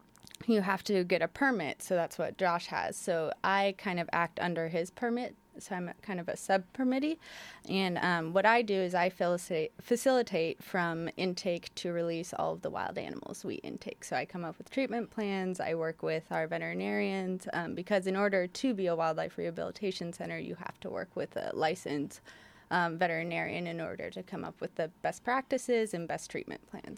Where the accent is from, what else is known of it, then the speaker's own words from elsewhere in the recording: Portland, Oregon, United States; Yes, I'm from Portland, so I'm mm-hmm. a Pacific Northwest native.